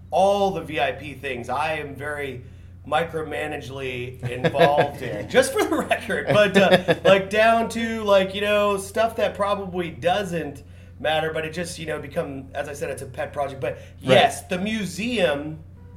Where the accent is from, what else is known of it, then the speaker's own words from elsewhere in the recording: Tulsa, Oklahoma, United States; I'm from Tulsa